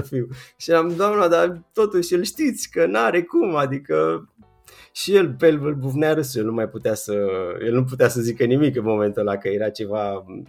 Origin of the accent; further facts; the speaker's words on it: a commune near Bucharest, Giurgiu County, Romania; moved away as an adult; now in Bucharest, Romania; nu sunt din București, sunt uh, dintr-o comună de pe lângă București, uh-huh. la vreo 20 de kilometri